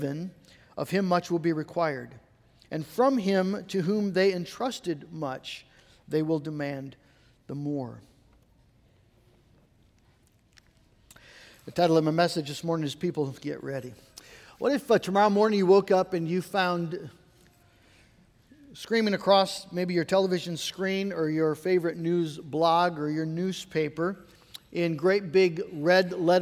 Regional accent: United States; American Christians

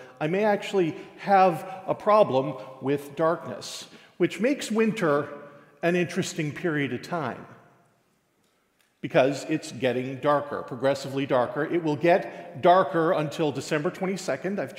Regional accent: Newfoundland and Labrador, Canada; as a Newfoundlander

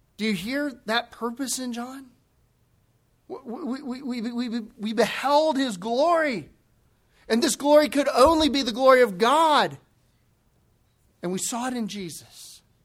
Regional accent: the Bible Belt, the South, United States; Growing up in the Bible Belt

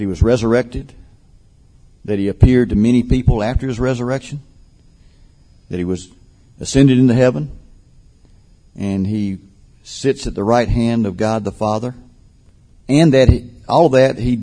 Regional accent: Albany, Georgia, United States; finally settled down with my grandparents in Albany, Georgia, and was basically raised there

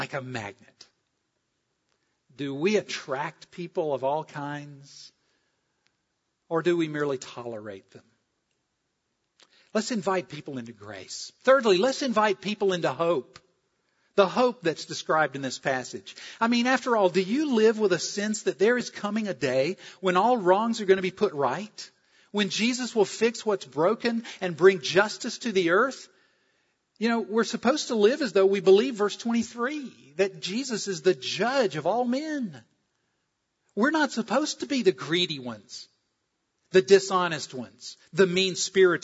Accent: South Carolina, United States; moved away; I'm from South Carolina.

